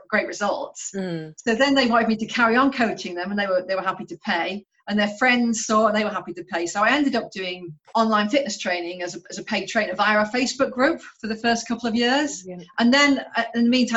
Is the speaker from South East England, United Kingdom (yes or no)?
no; Stoke-on-Trent, West Midlands, United Kingdom; moved away as an adult; also born or lived in London; now in Portland, United Kingdom; I'm originally from Stoke-on-Trent